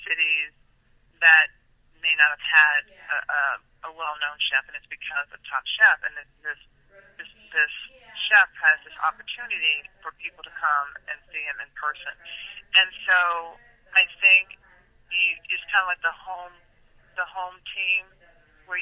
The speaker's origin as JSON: {"language": "English", "town": "Nashville", "region": "Tennessee", "country": "United States", "moved": "yes", "said": "I'm from Nashville, Tennessee, originally"}